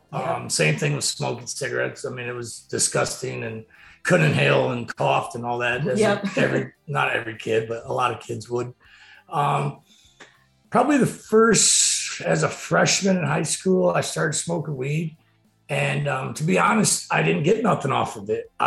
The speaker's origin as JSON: {"language": "English", "town": "Wauseon", "region": "Ohio", "country": "United States", "tie": "born or raised there", "said": "I'm from Wauseon, originally born and raised, graduated high school here in 1997"}